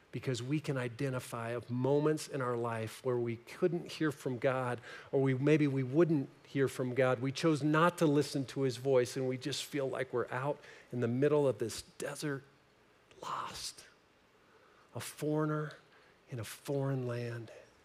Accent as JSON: {"language": "English", "region": "Nebraska", "country": "United States", "said": "I'm from Nebraska, so I can say this."}